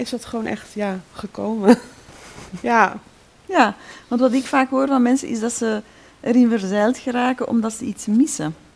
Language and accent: Dutch; Netherlands